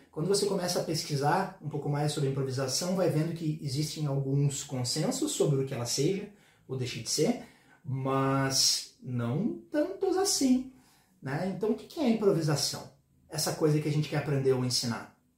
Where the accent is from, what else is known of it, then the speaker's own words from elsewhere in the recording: Porto Alegre, Rio Grande do Sul, Brazil; eu sou de Porto Alegre